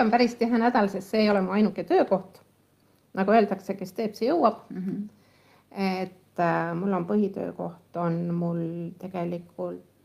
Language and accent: Estonian; Kullamaa, Lääne County, Estonia; ja mina tulin Kullamaalt ja siis ei olnud Google Maps ega, ega mingisuguseid